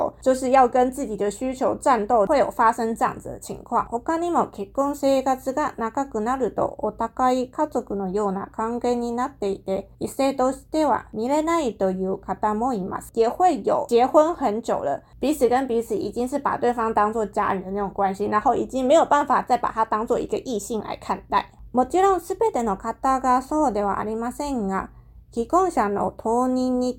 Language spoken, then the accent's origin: Chinese; Taiwan; 日本人他们的脑回路、他们的思想跟一般的华人，像可能像跟我们台湾人比起来，真的是非常不一样。